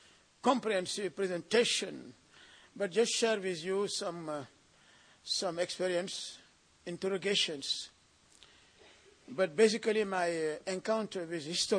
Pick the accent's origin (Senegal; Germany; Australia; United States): Senegal; I come from Senegal, a former French colony